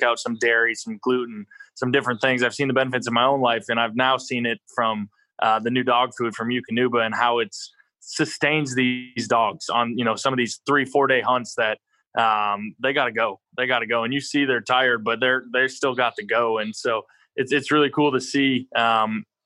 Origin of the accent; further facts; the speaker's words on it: North Dakota, United States; moved away as an adult; I grew up in North Dakota